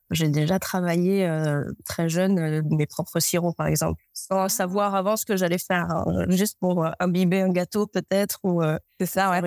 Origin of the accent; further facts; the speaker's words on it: Ajaccio, Corsica, France; je suis ajaxienne, euh, je suis corse. Donc avec un euh, grand jardin, on avait une agrumeraie, un potager euh, et le maquis juste à côté.